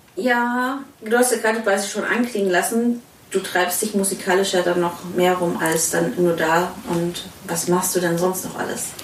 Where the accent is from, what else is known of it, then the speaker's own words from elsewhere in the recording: Swabia, Germany; now in Cologne, Germany; ich komme ursprünglich aus Schwaben